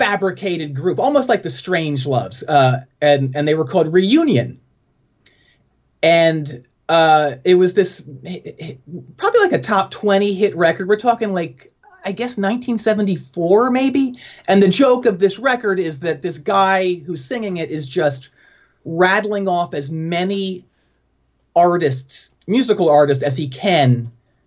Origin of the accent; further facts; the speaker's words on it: outside of Philadelphia, PA, Pennsylvania, United States; moved away; also born or lived in Winston-Salem, North Carolina / Chapel Hill, North Carolina; I grew up outside of Philadelphia, PA, in the Mennonite farmlands. So about 35 miles northwest of Philly